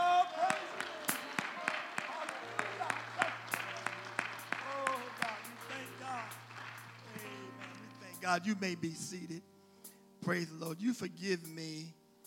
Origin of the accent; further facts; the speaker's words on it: West Virginia, United States; I'm from West Virginia